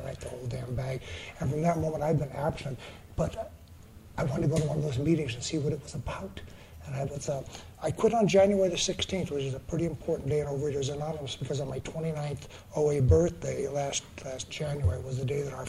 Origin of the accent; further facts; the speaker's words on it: San Diego, California, United States; I'm from San Diego